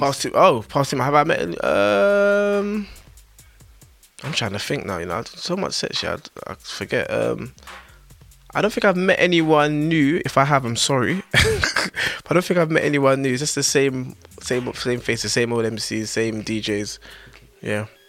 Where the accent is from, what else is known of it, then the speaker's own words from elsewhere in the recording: London, United Kingdom; Northwest London